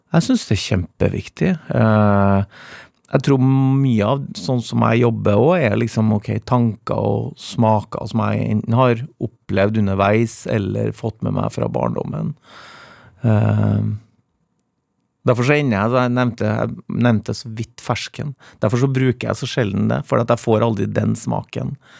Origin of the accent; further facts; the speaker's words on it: Trøndelag, Norway; Jeg kom jo fra Trøndelag